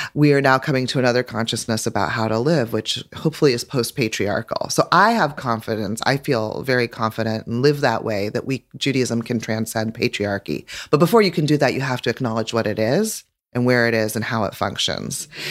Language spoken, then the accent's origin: English; Eugene, Oregon, United States; growing up in Eugene, Oregon